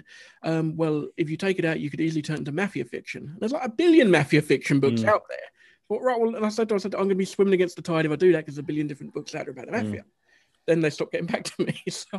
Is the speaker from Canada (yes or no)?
no; Scotland, United Kingdom; And I'm from Scotland, so that's not like Scottish racism or anything.